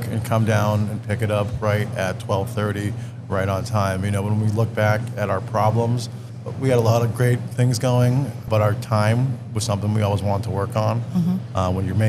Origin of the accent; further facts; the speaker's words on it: Leominster, Massachusetts, United States; We're right on the border. So we're definitely more Leominster, but we got a lot of love for Fitchburg. We're just from Fitchburg. I'm from Leominster.